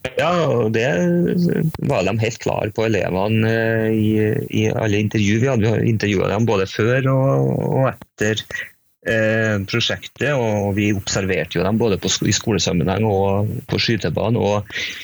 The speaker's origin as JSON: {"language": "Norwegian", "region": "Trøndelag", "country": "Norway", "also_born_or_lived": "Spain", "said": "er jeg trønder"}